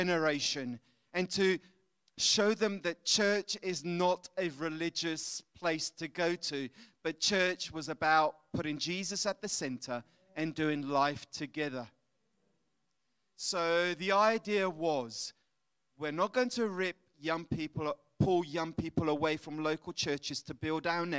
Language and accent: English; London, United Kingdom; moved away as an adult; now in Italy; But my grandparents are Italians, my parents are Scottish, I'm from London, so I'm a bit mixed up.